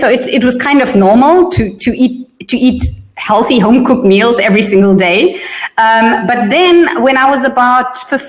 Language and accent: English; South Africa; also born or lived in Germany / Netherlands; I was born in South Africa. And then when I was four, we moved to Europe. So we lived in Germany for 3 years and in the Netherlands for 5 years. And then we went back to South Africa. I finished high school.